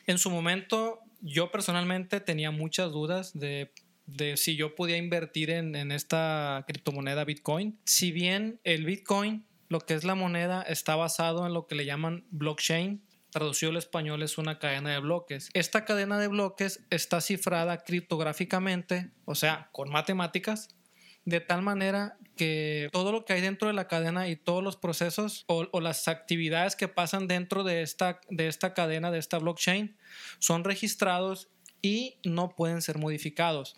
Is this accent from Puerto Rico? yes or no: no; Mexico; soy mexicano, yo como mexicano